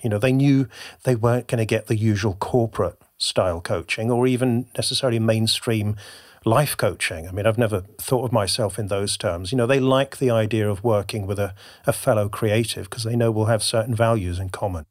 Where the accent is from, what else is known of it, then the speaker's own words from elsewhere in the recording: Devon, South West England, United Kingdom; now in Bristol, United Kingdom; I currently live in Bristol, which is actually the big city compared to where I grew up, in rural Devon.